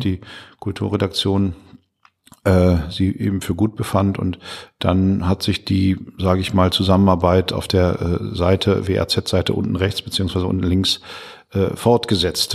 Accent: Münsterland, North Rhine-Westphalia, Germany; moved away as an adult; now in Ruhr area, Germany; Ich bin seit 25 Jahren hier mit der Familie mhm. äh, oder mittlerweile mit Familie und äh, bin ja aus dem Münsterland

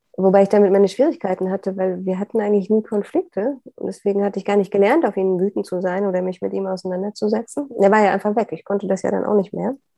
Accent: Upper Lusatia, Saxony, Germany; moved away; ich komme aus der Oberlausitz in Sachsen. Das war für mich immer die heile Welt auf diesem Globus

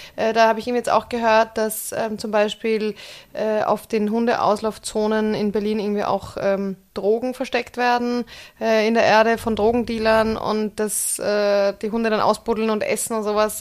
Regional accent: Austria; moved away as an adult; now in Germany; Als Österreicherin

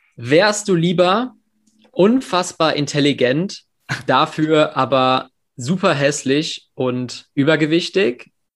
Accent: England, United Kingdom; now in Germany; ich bin in England in der Schule aufgewachsen

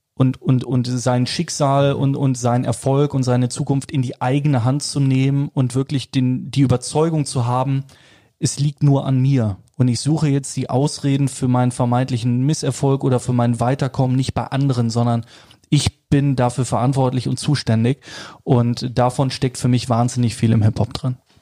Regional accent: Cologne, North Rhine-Westphalia, Germany; als gebürtiger Kölner

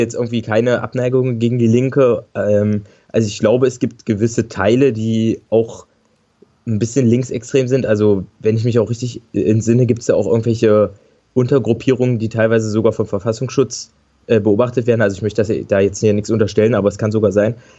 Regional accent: Saxony-Anhalt, Germany; ich komme aus Sachsen-Anhalt

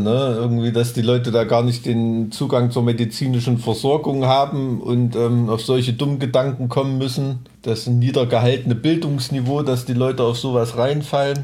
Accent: East Germany, Germany; ich als Kind, ich bin mit äh, Leuchtstoffröhren aufgewachsen, ne? weil, weißt du, in so einem DDR-Neubau-Plattenbaugebiet.

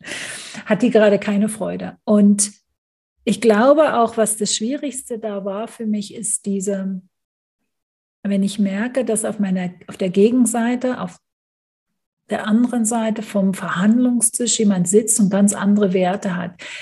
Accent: Germany; moved away as an adult; also born or lived in United Kingdom; now in Switzerland; jetzt wohne ich als Deutsche in der Schweiz

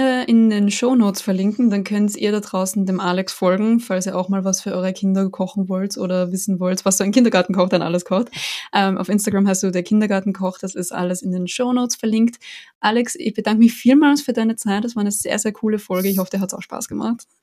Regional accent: Austria; für mich als Österreicherin

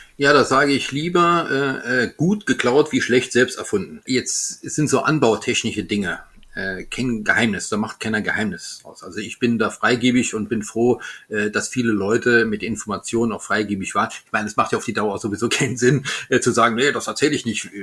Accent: Alsace, Grand Est, France; ich bin Elsässer

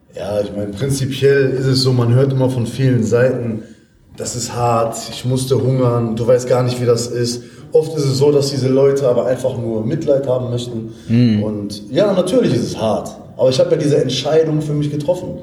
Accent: Essen, North Rhine-Westphalia, Germany; moved away; komme ursprünglich aus Essen

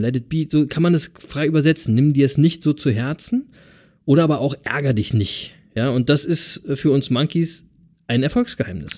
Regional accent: Berlin, Germany; now in East Frisia, Germany; ich bin ja aus Berlin

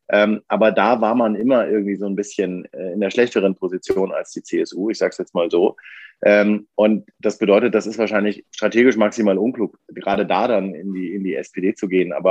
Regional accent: Bavaria, Germany; damals mit 15 im Bayerischen Wald äh, im Landkreis Kam, wo ich aufgewachsen bin, an der Richtung tschechischen Grenze.

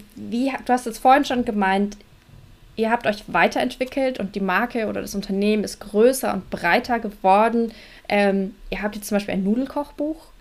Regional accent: Nuremberg, Bavaria, Germany; Ich komme ja auch aus Nürnberg und bin in Nürnberg

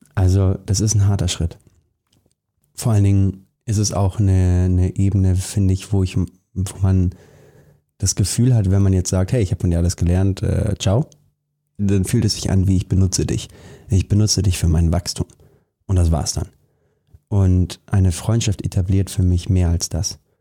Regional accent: Germany; wir beide hier, wir sind in Deutschland geboren

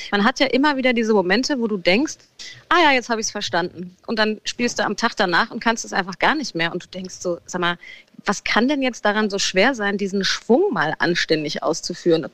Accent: Frankfurt, Hesse, Germany; in Frankfurt übrigens, wo ich ja immer noch wohne

